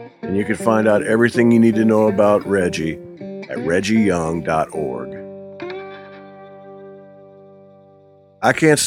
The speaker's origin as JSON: {"language": "English", "country": "United States", "said": "As an American"}